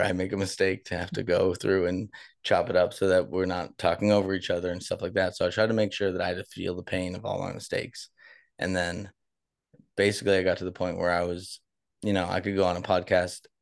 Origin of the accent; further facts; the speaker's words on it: Boston, Massachusetts, United States; moved away; I'm from Boston